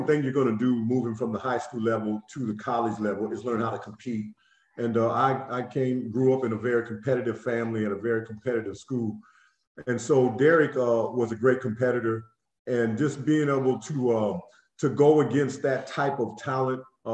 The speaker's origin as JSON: {"language": "English", "town": "Quincy", "region": "Illinois", "country": "United States", "tie": "born or raised there", "said": "I grew up in Illinois, Quincy, which was a great place to play high school basketball"}